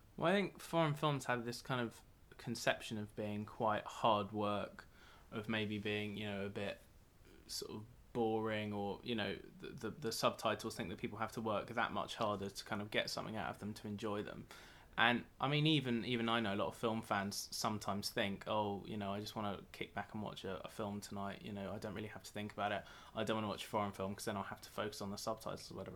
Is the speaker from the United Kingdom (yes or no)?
yes; United Kingdom; as a Brit